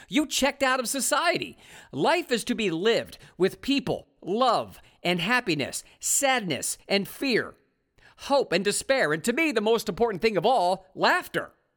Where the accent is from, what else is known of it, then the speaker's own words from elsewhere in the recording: Ohio, United States; moved away as an adult; also born or lived in California; I found new digs in my home state of Ohio